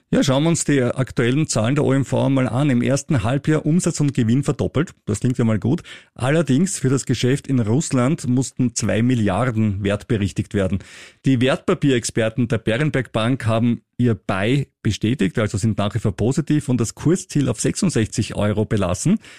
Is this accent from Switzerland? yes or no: no; Austria; bei großen Börsengängen bin ich als Österreicher immer viel zu spät dran